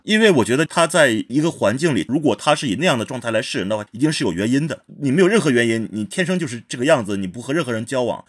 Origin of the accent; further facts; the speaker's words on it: Harbin, Heilongjiang, China; 我本人在哈尔滨的青年宫一组团待了四年